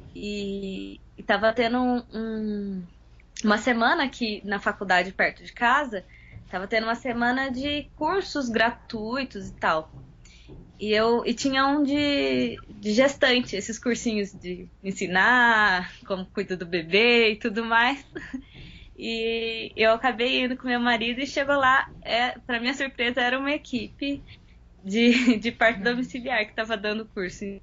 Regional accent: São José dos Campos, São Paulo, Brazil; Sou de São José dos Campos, São Paulo.

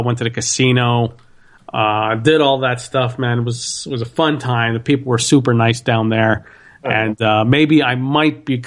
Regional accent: Montreal, Quebec, Canada; born and raised in Montreal.

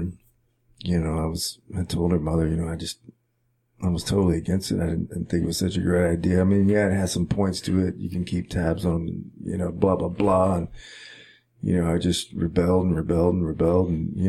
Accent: Caldwell, Texas, United States; it's about my hometown, right. Caldwell, Texas.

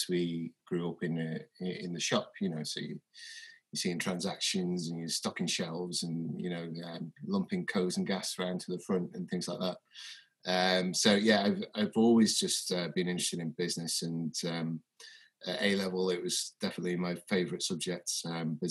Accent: Onchan, Isle of Man; I grew up in Onchan.

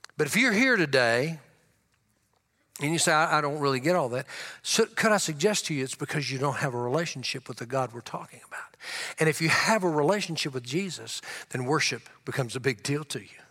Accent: Louisiana, United States; also born or lived in Tulia, Texas; I grew up in Louisiana. I was born in Tullia, Texas.

